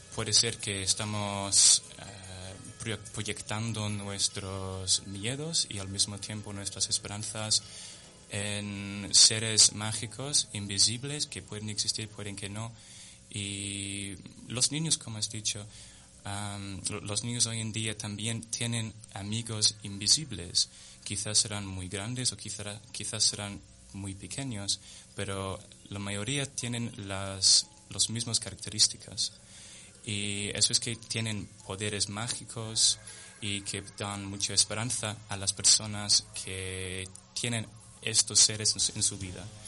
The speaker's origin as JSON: {"language": "Spanish", "region": "London", "country": "United Kingdom", "tie": "born or raised there", "second_language": "Spanish", "moved": "yes", "lives_now": "Spain", "said": "de Londres, nací en Londres y mis padres en Southampton, en el sur de Inglaterra"}